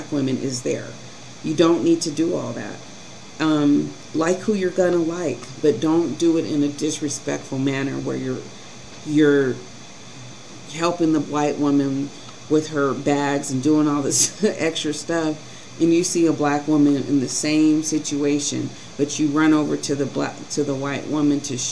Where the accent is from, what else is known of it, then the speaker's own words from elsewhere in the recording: Colorado, United States; growing up in Colorado was extremely difficult